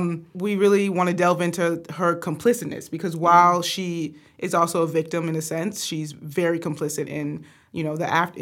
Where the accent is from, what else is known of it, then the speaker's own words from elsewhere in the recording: the South, United States; growing up in the South, growing up in the church